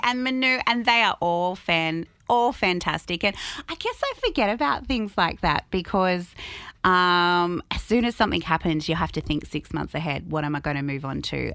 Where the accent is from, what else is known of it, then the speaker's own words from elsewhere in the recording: Albury, New South Wales, Australia; also born or lived in Sydney; I moved here when I was five, six years old